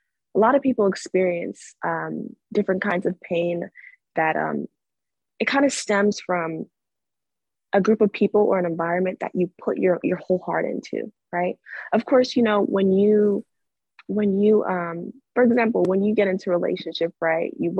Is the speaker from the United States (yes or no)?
yes; California, United States; I grew up in the Catholic Church in California since I was a little girl to about age 16